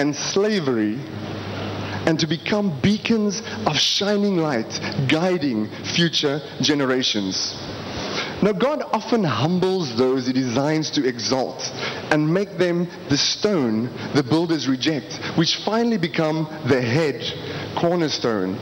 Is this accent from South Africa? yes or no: yes; South Africa; I am from South Africa.